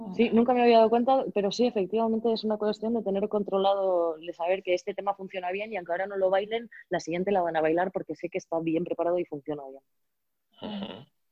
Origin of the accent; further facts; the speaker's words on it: Valladolid, Castile and León, Spain; yo soy de Valladolid